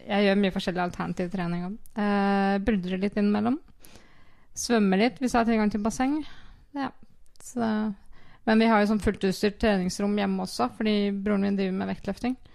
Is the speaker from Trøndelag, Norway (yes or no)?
no; Kviteseid, Vestfold og Telemark, Norway; now in Skien, Norway; Jeg har rydda sti hjemme i Kviteseid mens jeg har vært skada.